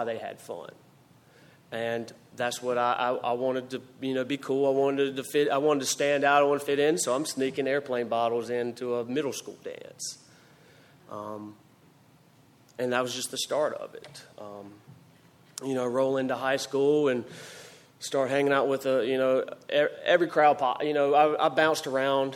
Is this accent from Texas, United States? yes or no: no; Greenville, North Carolina, United States; moved away as an adult; now in Greensboro, United States; I grew up in Greenville, North Carolina, and I lived there until February 25th of 2008 when I came to Greensboro